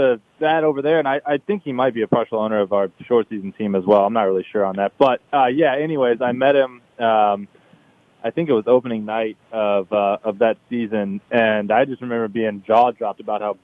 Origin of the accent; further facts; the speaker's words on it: Atlanta, Georgia, United States; Like I said, I grew up in Atlanta.